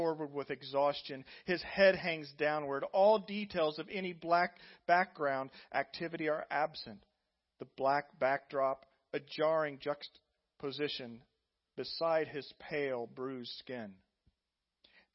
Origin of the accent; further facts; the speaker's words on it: Indiana, United States; moved away; my home state of Indiana, 3 miles from the farm I grew up